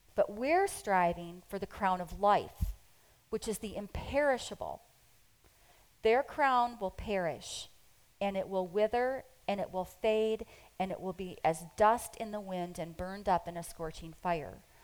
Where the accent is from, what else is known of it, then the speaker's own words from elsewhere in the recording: United States; we're so American. I mean, we are really um, American